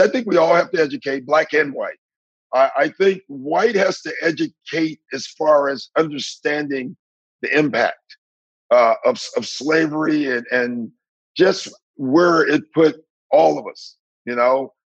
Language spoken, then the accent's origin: English; Maywood, Illinois, United States; moved away; I'm from Maywood, and I'm black